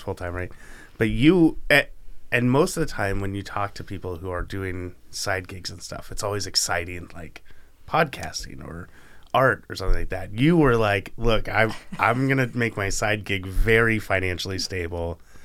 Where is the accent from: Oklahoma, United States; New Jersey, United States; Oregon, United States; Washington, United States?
Oregon, United States; Canby; also born or lived in Pittsburgh / Arizona; I grew up in Canby my whole life, spent a few years in Pittsburgh